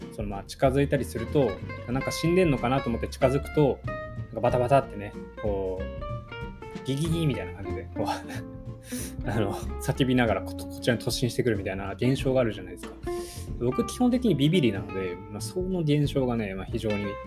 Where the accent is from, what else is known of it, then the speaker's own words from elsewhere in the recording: Sapporo, Hokkaido, Japan; moved away as an adult; also born or lived in Kanto region; now in Tokyo, Japan; 札幌ももちろん生まれ育ってるんで20年以上住んでる